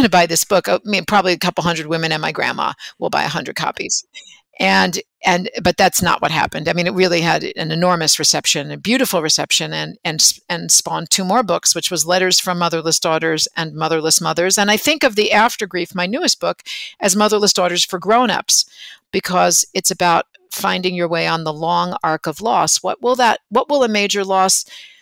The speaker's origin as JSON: {"language": "English", "area": "near the New Jersey border", "region": "New York", "country": "United States", "tie": "born or raised there", "said": "I grew up in New York, just over in the New Jersey border"}